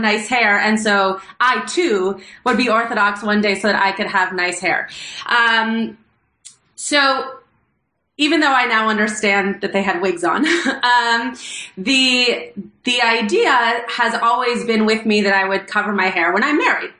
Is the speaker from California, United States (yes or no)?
yes; Los Angeles, California, United States; I grew up in Los Angeles, and I grew up very close to the Pico Robertson area